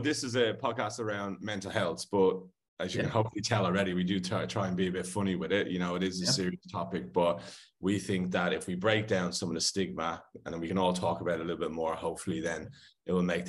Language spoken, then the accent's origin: English; Ireland; now in Sydney, Australia; And I'm Irish, so you've got kind of two expats